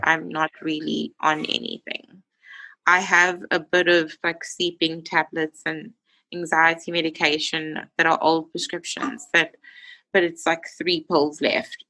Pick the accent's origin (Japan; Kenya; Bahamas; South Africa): South Africa; Johannesburg, Gauteng; moved away as an adult; now in Bloemfontein, South Africa; I'm from Johannesburg, but study in a town called Bloemfontein.